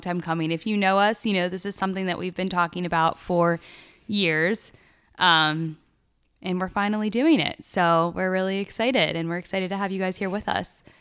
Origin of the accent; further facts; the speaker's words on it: Pittsburgh area, Pennsylvania, United States; I'm originally also from Pittsburgh, about thirty minutes north of the city